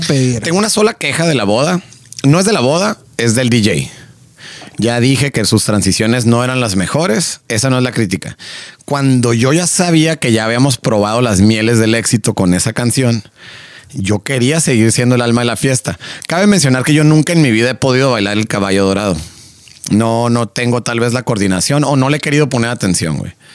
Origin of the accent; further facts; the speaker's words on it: Mexico; somos mexicanos